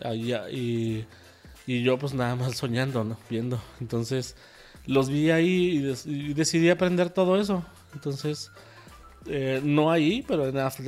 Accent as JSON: {"language": "Spanish", "town": "Ciudad Juárez", "region": "Chihuahua", "country": "Mexico", "tie": "born or raised there", "also_born_or_lived": "Mexico City", "moved": "as an adult", "said": "regresaba a mi pueblo en Ciudad Juárez"}